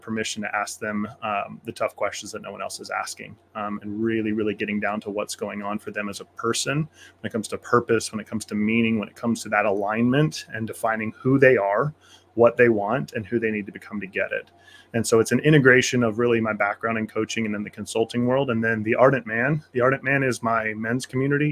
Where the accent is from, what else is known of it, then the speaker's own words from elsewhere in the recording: Kansas, United States; I grew up on Kansas farm country.